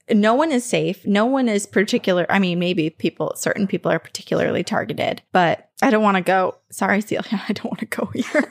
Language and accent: English; Vermont, United States; born or raised there